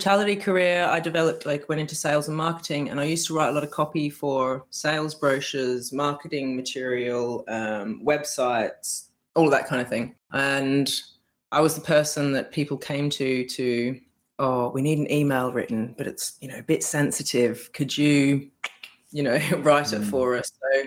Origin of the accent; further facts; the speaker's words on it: Australia; moved away as an adult; now in United Kingdom; I'm from Australia, probably pick up from my accent.